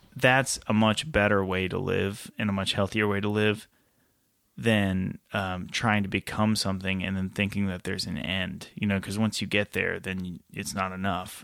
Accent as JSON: {"language": "English", "town": "Nashville", "region": "Tennessee", "country": "United States", "said": "I'm from Nashville"}